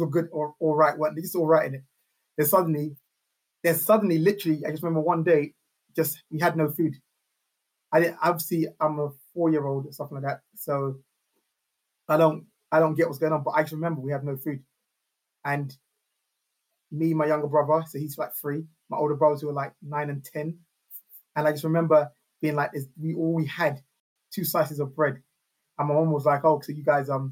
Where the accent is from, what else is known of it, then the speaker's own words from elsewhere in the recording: London, United Kingdom; also born or lived in Neasden / Kilburn / Kingsbury / Camden; I was born at Hammersmith Hospital. So I grew up around North West to West London